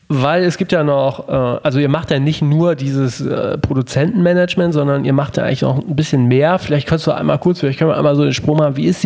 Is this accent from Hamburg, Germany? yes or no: yes; Hamburg, Germany; also born or lived in Nuremberg; damit Aus Hamburg, gebürtig Nürnberg.